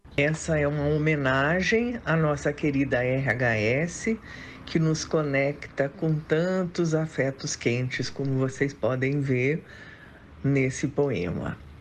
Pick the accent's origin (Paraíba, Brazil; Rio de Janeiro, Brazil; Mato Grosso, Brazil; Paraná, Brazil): Paraná, Brazil; Curitiba; now in São Paulo, Brazil; sou do Sul, lá de Curitiba, mas já moro em São Paulo há muito tempo